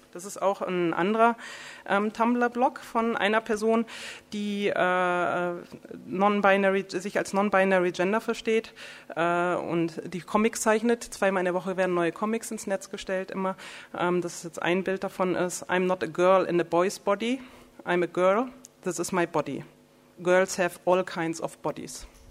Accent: the North, Northern Germany, Germany; also born or lived in Berlin; ich komme aus dem Norden

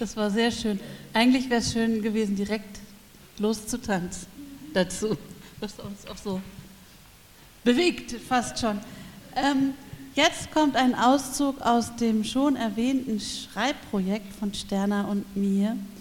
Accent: Berlin, Germany; also born or lived in Palatinate, Rhineland-Palatinate; now in Freiburg, Germany; Ich bin in der Großstadt West-Berlin aufgewachsen, in der geteilten Stadt mit der Mauer und für ein paar Jahre in der Pfalz auf dem Land

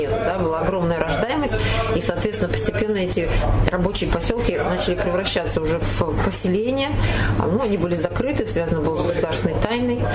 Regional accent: Chelyabinsk, Chelyabinsk Oblast, Russia; Она говорит, а из какого города? Мы говорим, из Челябинска.

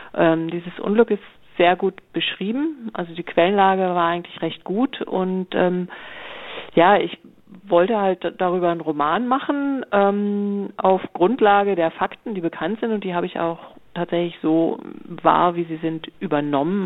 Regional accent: Flensburg, Schleswig-Holstein, Germany; also born or lived in Freiburg; now in Baden-Württemberg, Germany; ich komme eigentlich aus Flensburg, aus der Nähe von Flensburg, ähm, wohne aber schon deutlich länger in Baden-Württemberg als je in Schleswig-Holstein

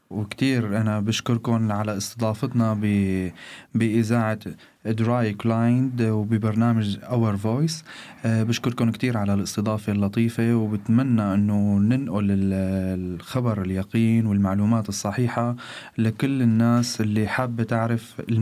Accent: Syria; moved away as an adult; بسوريا أعمل مدرس لغة إنجليزية ومدرب تنمية بشرية وإلي شوية آه، هواية بمجال التمثيل والإخراج بلشت من آه، طلعت من تركيا من سوريا نحو تركيا وبلشت الرحلة من هون

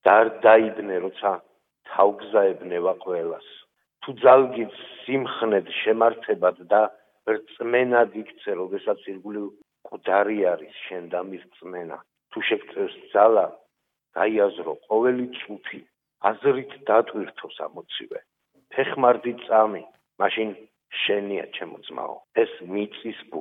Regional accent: Tusheti, Kakheti, Georgia; now in Germany; მე თუშეთიდან ვარ, საქართველოს ულამაზესი კუთხიდან

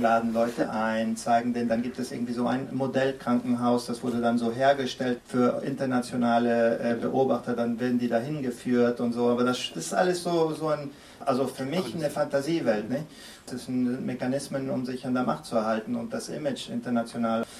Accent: Venezuela; ich bin in Venezuela geboren und aufgewachsen

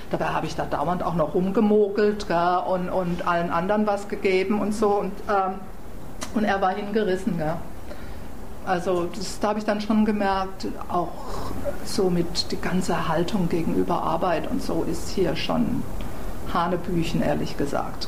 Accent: Germany; accent: German; moved away as an adult; now in New York, United States; mit meinem deutschen Akzent

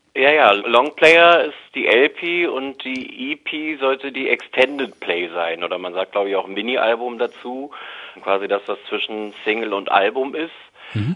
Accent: Berlin, Germany; Ich bin ja waschechter Berliner

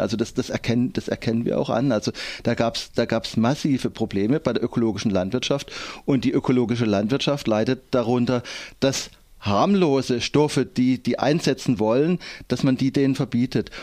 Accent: Endingen, Baden-Württemberg, Germany; Ich komme aus Endingen

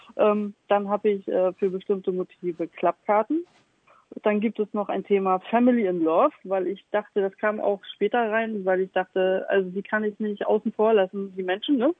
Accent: Stralsund, Mecklenburg-Vorpommern, Germany; moved away as an adult; also born or lived in Hamburg; now in Elmshorn, Germany; gebürtige Stralsummerin, wer das nicht kennt, das ist in MacPom

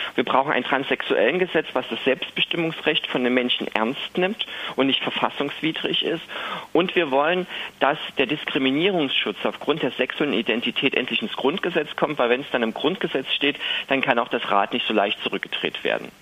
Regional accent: Berlin, Germany; bei uns in Berlin

